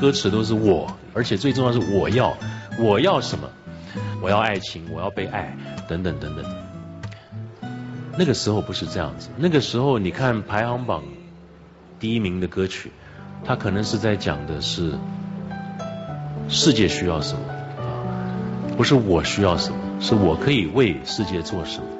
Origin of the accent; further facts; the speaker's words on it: Taiwan; 大家好，我来自台湾啊